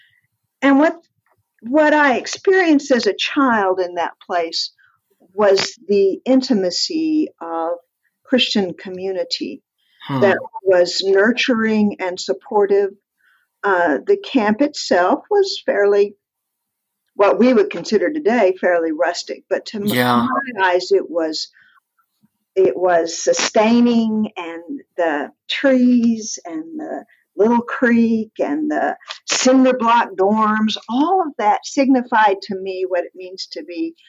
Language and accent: English; Amarillo, Texas, United States; also born or lived in Lubbock, Texas; now in Tulsa, United States; I was born in Lubbock and then grew up in Amarillo